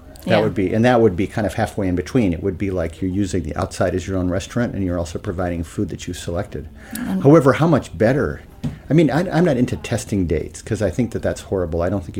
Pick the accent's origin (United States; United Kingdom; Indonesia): United States; Midwest; moved away as an adult; also born or lived in Madison; now in New York, United States; As a Midwesterner